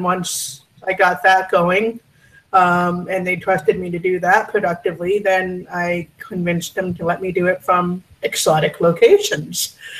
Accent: Vancouver, British Columbia, Canada; moved away as an adult; also born or lived in Victoria; I'm originally from Vancouver. And in 2012, I moved to Victoria because of money, because real estate was just skyrocketing in Vancouver.

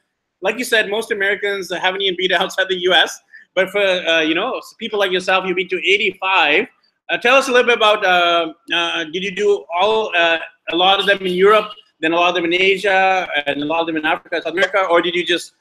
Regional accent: Canada; my background's Indian. I'm born in Canada

